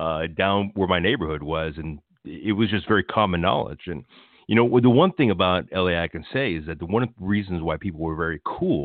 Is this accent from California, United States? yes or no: yes; Los Angeles, California, United States; I'm an L.A. native. I was born here. I was born watching like people like film Chips on the streets. And my neighborhood in Atwater, you know, they did Pulp Fiction out there as well.